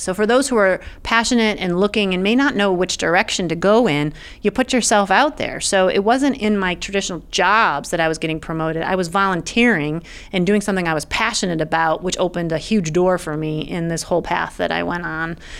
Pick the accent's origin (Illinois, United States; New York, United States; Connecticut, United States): New York, United States; Brighton; also born or lived in Wayne County, New York; we relocated, and I grew up in Brighton.